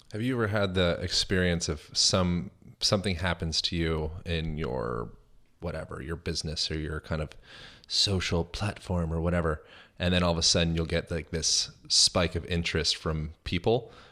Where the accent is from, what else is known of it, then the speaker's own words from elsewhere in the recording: Lancaster, Pennsylvania, United States; now in Los Angeles, United States; I'm from Lancaster, Pennsylvania